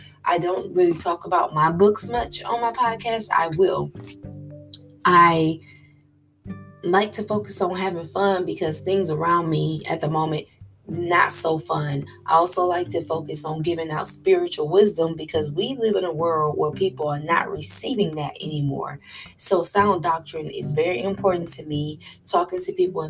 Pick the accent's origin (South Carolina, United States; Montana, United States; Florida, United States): Florida, United States; I'm a girl from Florida